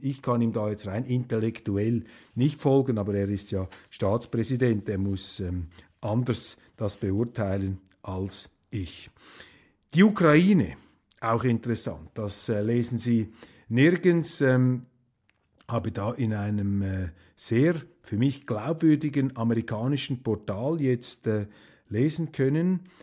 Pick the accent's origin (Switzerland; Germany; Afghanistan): Switzerland; als Schweizer